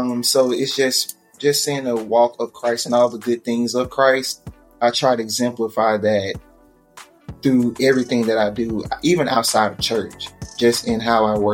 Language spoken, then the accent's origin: English; Birmingham, Alabama, United States; I'm originally from Birmingham, Alabama